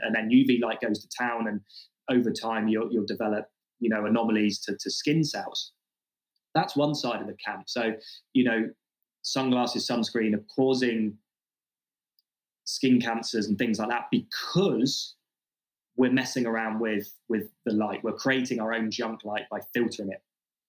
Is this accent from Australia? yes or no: yes; Australia; I'm from Australia. We have the highest, or some of the highest skin cancer rates in the world. And sunscreen use is huge in Australia.